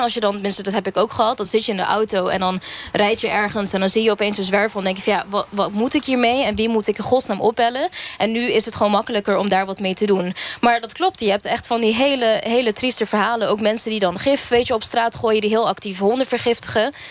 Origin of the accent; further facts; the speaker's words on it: Curaçao; ik kom zelf uit Curaçao